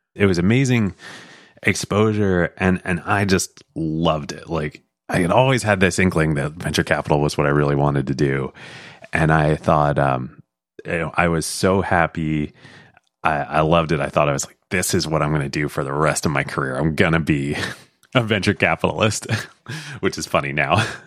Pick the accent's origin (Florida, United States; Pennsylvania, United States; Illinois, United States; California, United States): Pennsylvania, United States; moved away as an adult; also born or lived in New York; I grew up in Pennsylvania.